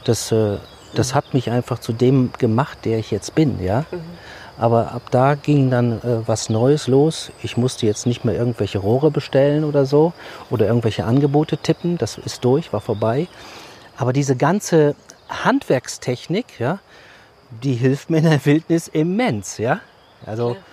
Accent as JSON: {"language": "German", "town": "Düsseldorf", "region": "North Rhine-Westphalia", "country": "Germany", "tie": "born or raised there", "said": "Bin in der Großstadt groß geworden und äh, ja, bei uns auf der Straße wuchs kein einziger Baum"}